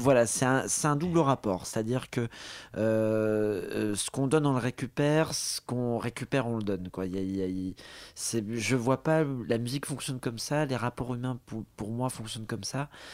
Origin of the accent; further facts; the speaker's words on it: Côte d’Ivoire; also born or lived in Morocco; ma mère était marocaine, donc, euh, j'ai de la famille, euh, au Maroc. Je suis né en Côte d'Ivoire